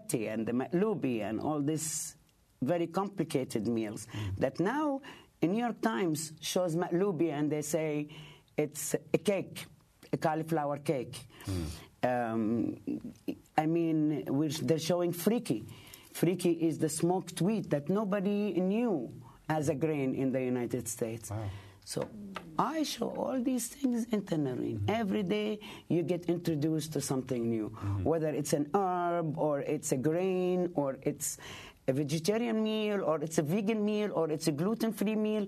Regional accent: Palestine; now in Bay Ridge, United States; I'm Palestinian.

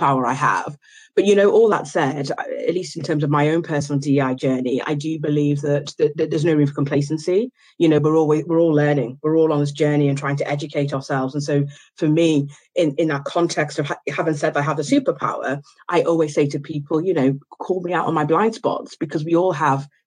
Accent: Liverpool, North West England, United Kingdom; also born or lived in Ghana / Oxford; I moved to the UK when I was three, and I was raised in a working class neighbourhood in Liverpool

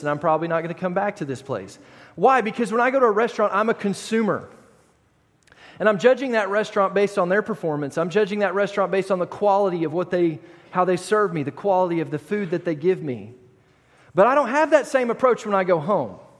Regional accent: United States; I am an American

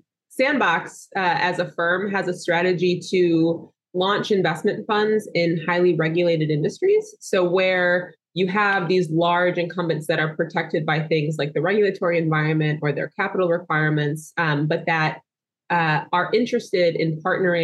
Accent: Hartford County, Connecticut, United States; I am born and raised Hartford County, Connecticut

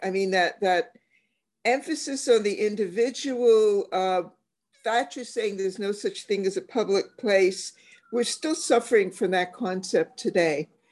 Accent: Canada; as a Canadian, I'm very much community oriented.

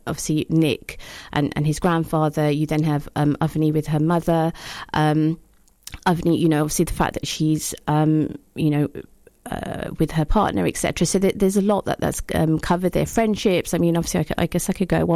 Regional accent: London, United Kingdom; I grew up in Northwest London.

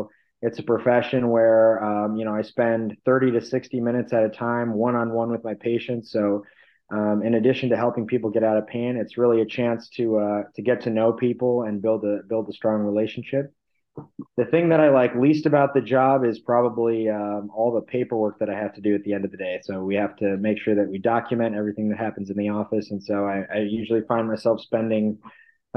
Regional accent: Barrington, United States; Dr. Van Ness in Barrington

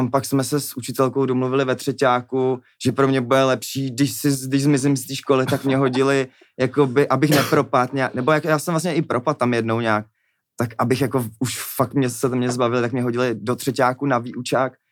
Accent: Czechia; jsme Češi my prostě

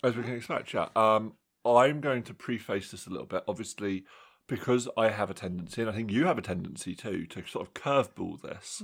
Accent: England, United Kingdom; in my hometown, obviously, we've got our, our sort of standard superstore.

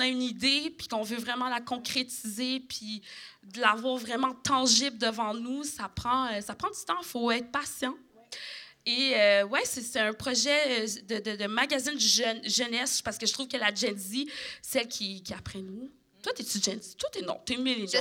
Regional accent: Quebec, Canada; je suis québécoise

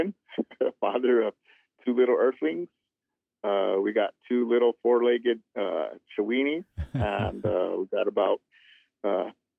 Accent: Cochiti Pueblo, New Mexico, United States; I'm from Cochiti Pueblo, here in New Mexico, right in between northern and southern. Grew up there

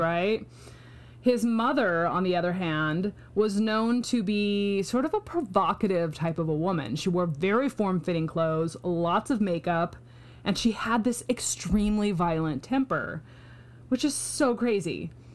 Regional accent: Pacific Northwest, United States; I grew up in the Pacific Northwest

